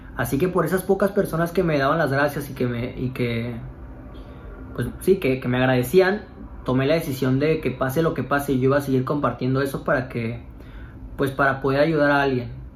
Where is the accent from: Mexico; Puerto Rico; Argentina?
Mexico; Cancún, Quintana Roo; moved away; mis amigos que somos de Cancún